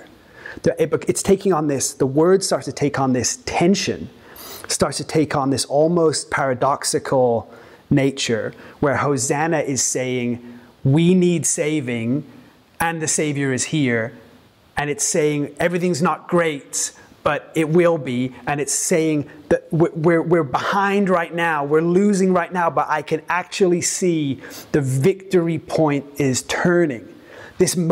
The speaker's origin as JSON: {"language": "English", "region": "England", "country": "United Kingdom", "moved": "yes", "lives_now": "Santa Monica, United States", "said": "I'm from Europe originally, from England"}